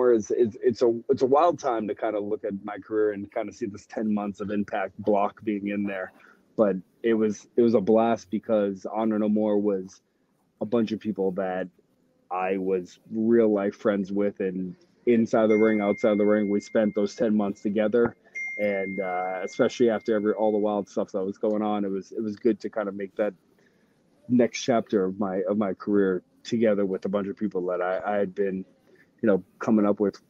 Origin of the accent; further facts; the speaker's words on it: Northeast, United States; I grew up in the Northeast, so I'd seen ECW.